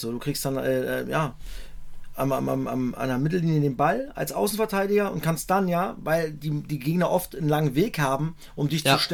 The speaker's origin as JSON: {"language": "German", "region": "East Germany", "country": "Germany", "said": "Ich hoffe es natürlich als Ossi, ich bin ein bisschen befangen."}